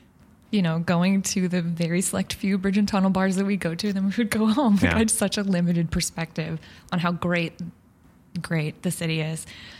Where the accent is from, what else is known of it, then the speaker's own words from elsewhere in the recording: Long Island, New York, United States; Oh my God. Well, I am from Long Island originally.